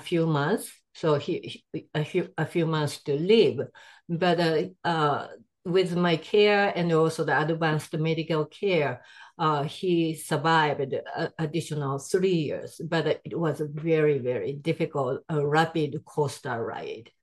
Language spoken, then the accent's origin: English; Japan; English is a second language; moved away as an adult; now in United States; I'm from Japan.